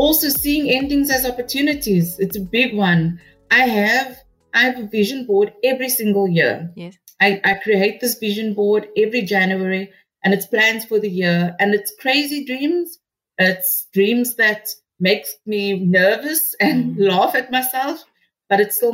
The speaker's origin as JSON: {"language": "English", "town": "Cape Town", "region": "Western Cape", "country": "South Africa", "tie": "born or raised there", "said": "I'm from Rocklands, Mitchell's Plain, because I feel that that was my grounding"}